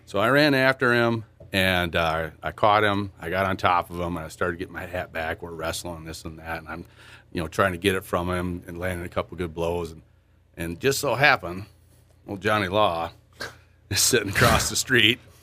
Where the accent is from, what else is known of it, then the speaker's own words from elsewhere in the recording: Waseca, Minnesota, United States; I grew up over in Waseca.